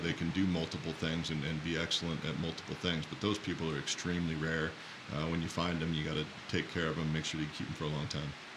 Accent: Walla Walla, Washington, United States; I grew up in Walla Walla and then doubled back and came back home to my hometown to make wine

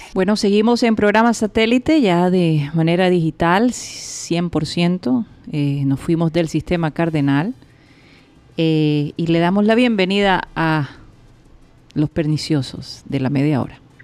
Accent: Colombia; nuestro futuro como ciudadanos colombianos

